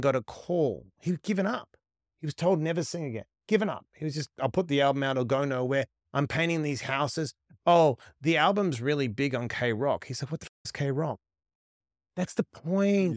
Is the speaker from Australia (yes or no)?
yes; West Coast, Western Australia, Australia; moved away as an adult; also born or lived in Sydney; so I was born on the West Coast